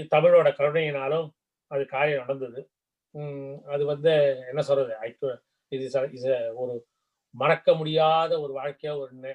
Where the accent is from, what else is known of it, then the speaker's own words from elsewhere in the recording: Kumbakonam, Tamil Nadu, India; moved away as an adult; also born or lived in Thanjavur; now in United States; நான் பிறந்து வளர்ந்தது கும்பகோணம் கும்பகோணம் தஞ்சாவூர் மாவட்டத்தில் இருக்கிறது